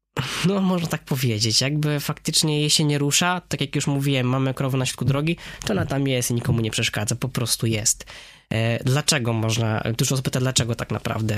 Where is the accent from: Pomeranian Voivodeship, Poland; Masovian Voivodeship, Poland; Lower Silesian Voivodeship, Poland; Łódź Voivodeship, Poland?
Lower Silesian Voivodeship, Poland; Wrocław; W zasadzie i Hindus, i Wrocławianin, bo urodziłem się tutaj we Wrocławiu